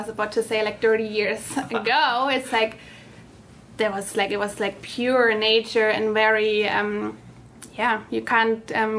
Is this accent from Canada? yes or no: no; Germany; English is a second language; also born or lived in Tanzania; mm-hmm. born in Africa, German, but it's like my story goes a little deeper because I was born in Africa.